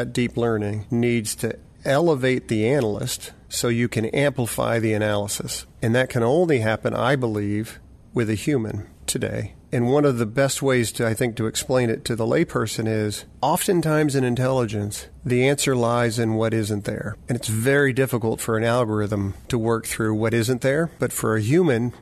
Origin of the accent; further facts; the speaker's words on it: United States; I'm an American male